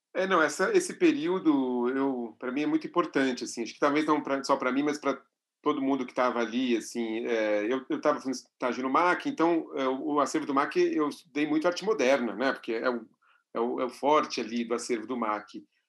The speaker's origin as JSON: {"language": "Portuguese", "region": "São Paulo", "country": "Brazil", "tie": "born or raised there", "said": "como vivo e nasci em São Paulo, sempre vivi aqui"}